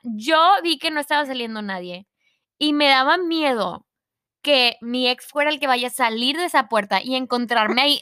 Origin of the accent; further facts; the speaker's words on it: Mexico; first language Spanish; Yo soy mexicana